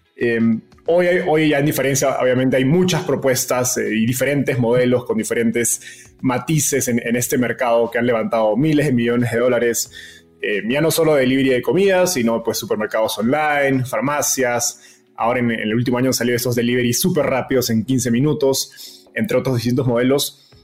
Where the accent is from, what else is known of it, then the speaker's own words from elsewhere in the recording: Peru; en Perú, de donde soy yo